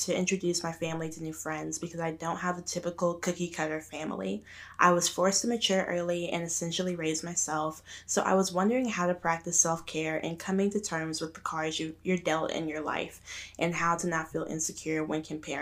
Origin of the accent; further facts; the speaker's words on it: Arkansas, United States; moved away; growing up in Arkansas and like out in the country